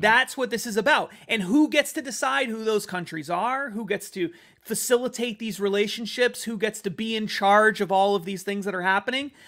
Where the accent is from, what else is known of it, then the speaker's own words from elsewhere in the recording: United States; I'm an American